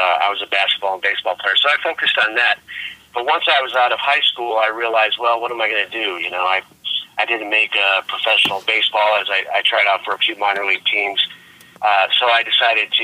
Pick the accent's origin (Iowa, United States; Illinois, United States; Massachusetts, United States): Illinois, United States; Gurnee; now in New York City, United States; I was born and raised in the Chicago area, a small town, which isn't so small anymore. It's called Gurnee, Illinois